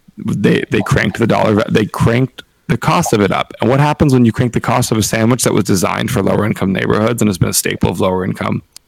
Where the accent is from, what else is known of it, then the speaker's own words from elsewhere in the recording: West Coast, United States; I'm from the West Coast